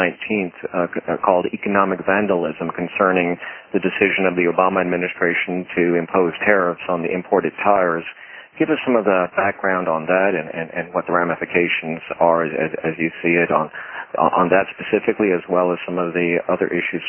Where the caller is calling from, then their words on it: Dallas, Texas, United States; we're calling from Dallas, and current head of USTR is our former mayor, Ron Kirk